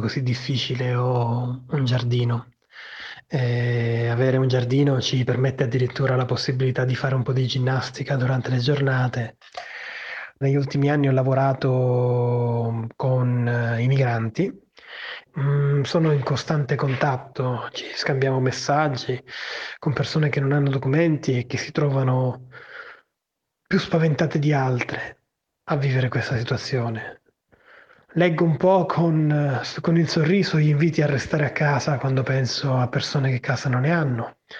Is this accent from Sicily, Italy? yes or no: yes; Palermo, Sicily, Italy; ho 38 anni e sono di Palermo. Vivo in un quartiere periferico nella mia città